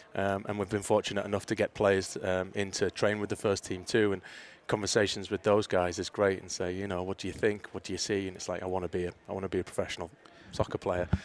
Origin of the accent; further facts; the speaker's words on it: Middlesbrough, North East England, United Kingdom; moved away as an adult; also born or lived in Mobile, Alabama / Mississippi; now in United States; my hometown club, Middlesbrough